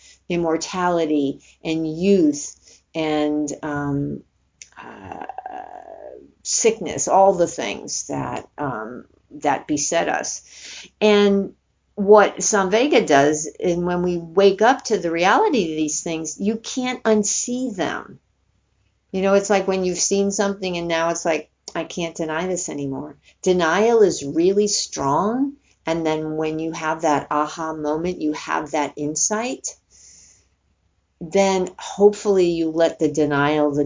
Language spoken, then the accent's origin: English; New York, United States; I'm from New York. I'm not from Alabama